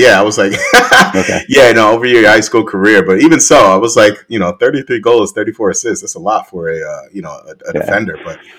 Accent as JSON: {"language": "English", "town": "New York City", "region": "New York", "country": "United States", "tie": "born or raised there", "said": "I was a Queens guy."}